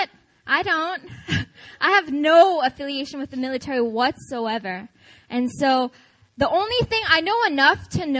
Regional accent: Seattle, Washington, United States; now in Seoul, South Korea; I'm from Seattle

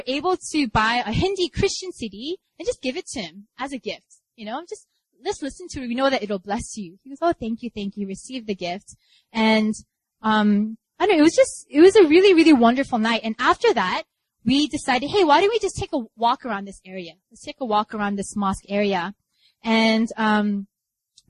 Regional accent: New York, United States; now in Seoul, South Korea; I'm from New York

